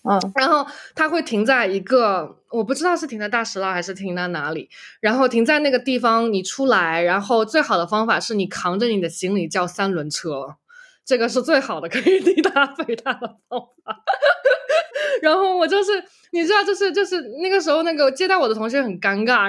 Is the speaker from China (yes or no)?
yes; Shanghai, China; moved away as an adult; also born or lived in Los Angeles / Berkeley; now in United States; 我是从上海来的